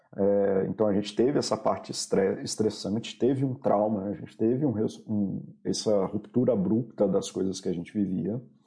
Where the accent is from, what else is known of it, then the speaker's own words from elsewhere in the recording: Brasília, Federal District, Brazil; Eu sou de Brasília